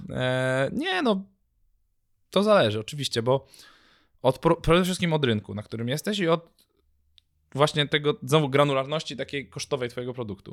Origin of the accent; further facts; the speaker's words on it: Poland; jestem z Polski